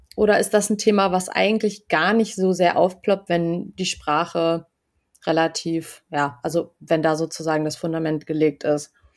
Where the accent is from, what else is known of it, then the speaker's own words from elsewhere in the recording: Germany; selbst als Deutsche